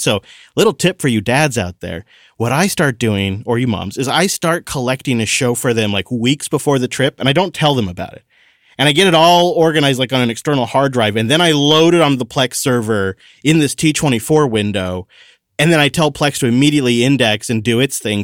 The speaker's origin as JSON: {"language": "English", "region": "Washington", "country": "United States", "said": "my home state"}